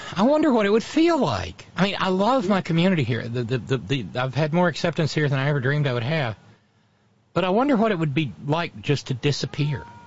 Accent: Alabama, United States; a girl I grew up with in Alabama

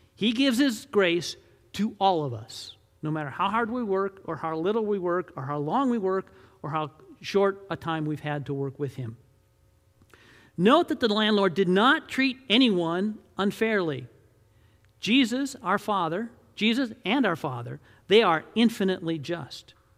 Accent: Detroit, Michigan, United States; I grew up in Detroit, Michigan

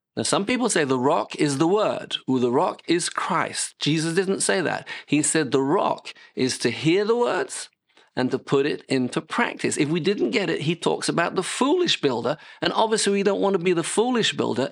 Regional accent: United Kingdom; moved away as an adult; now in France; I'm British

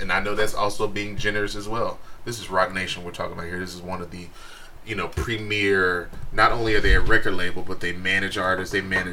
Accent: Texas, United States; I'm from Texas

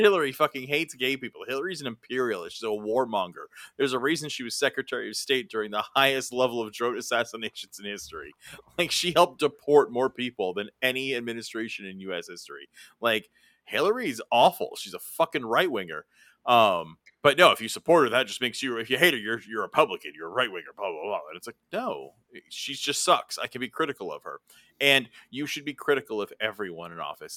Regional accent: California, United States; I'm from California

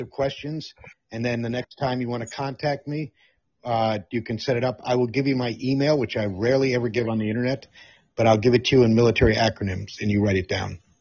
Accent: Amsterdam, North Holland, Netherlands; moved away; I grew up in the Netherlands. I consider Europe my home. I am 50% Scottish and 50% British.

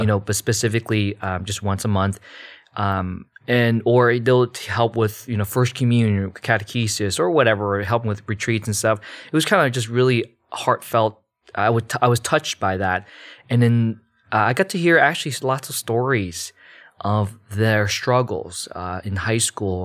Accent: United States; born or raised there; also born or lived in Malaysia

